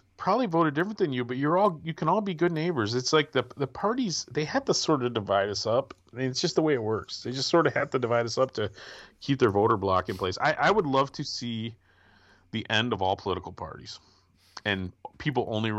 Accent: Midwest, United States; I'm a Midwesterner, you know. I was raised patriotic.

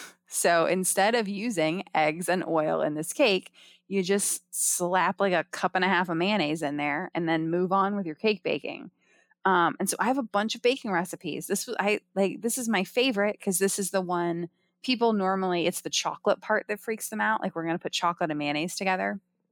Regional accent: Ohio, United States; I grew up in Ohio. I went to school all over the Midwest.

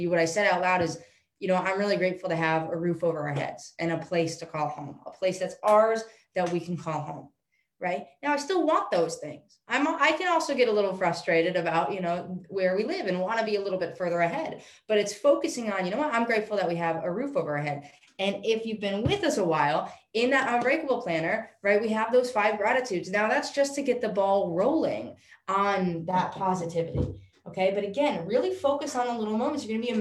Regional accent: New York, United States; I'm from New York

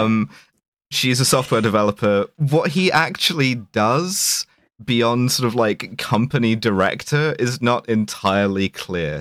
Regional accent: London, United Kingdom; growing up in South London

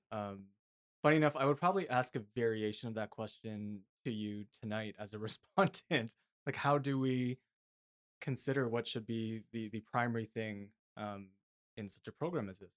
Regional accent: Toronto, Ontario, Canada; now in British Columbia, Canada; I come from Toronto

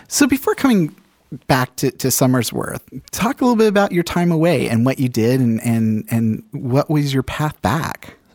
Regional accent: England, United Kingdom; moved away; I grew up in England

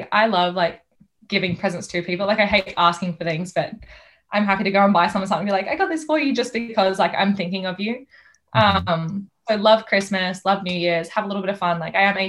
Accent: New South Wales, Australia; So I'm from New South Wales and I'm not going to be able to see my pa, which is sad, or my mum's sister.

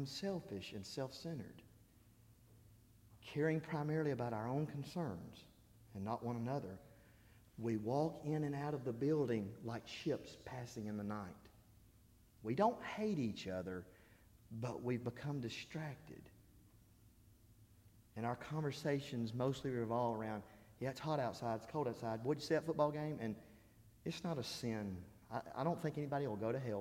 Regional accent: Alabama, United States; I'm from Alabama. I say y'all.

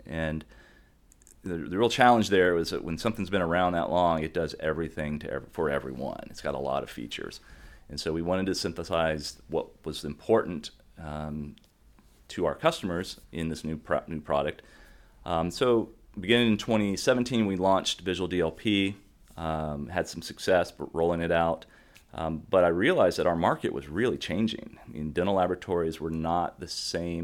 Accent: Gainesville, Florida, United States; I say, "Gainesville."

